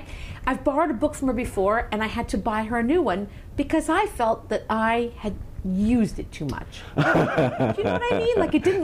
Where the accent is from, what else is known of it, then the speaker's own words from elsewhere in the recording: Maryland, United States; moved away; also born or lived in Chicago; I know where I came from. I love my hometown, but I don't know. In Maryland, right? Yes